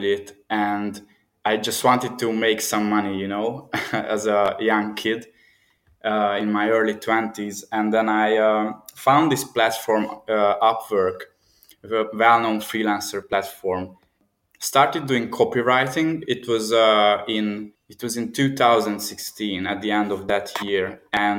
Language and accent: English; Budapest, Hungary; This is my home city. I'm from Hungary, and I travel a lot, but yes, I'm in Budapest